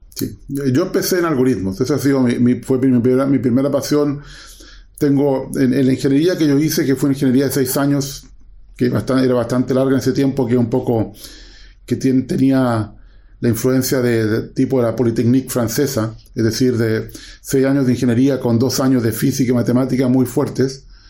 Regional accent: Chile; moved away as an adult; also born or lived in Waterloo, Canada; yo soy eh, chileno

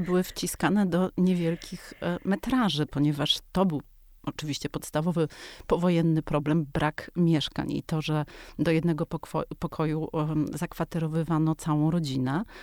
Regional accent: Warsaw, Masovian Voivodeship, Poland; o Ursynowie, na którym się wychowywałam w latach 80

